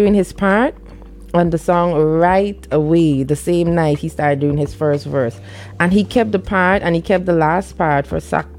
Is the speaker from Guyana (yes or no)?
yes; Region 3, Essequibo Islands-West Demerara, Guyana; We are all from Region 3. We live in Virgin